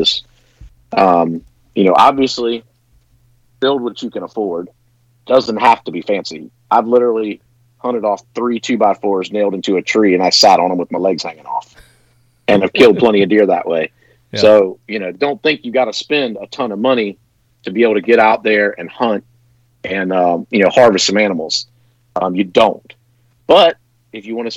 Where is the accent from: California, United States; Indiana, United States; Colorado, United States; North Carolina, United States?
North Carolina, United States; Growing up in North Carolina where I'm from